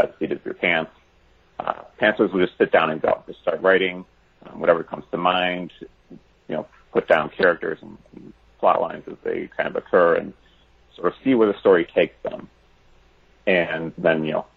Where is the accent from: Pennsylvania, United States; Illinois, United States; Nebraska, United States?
Illinois, United States; Chicago; my hometown in Chicago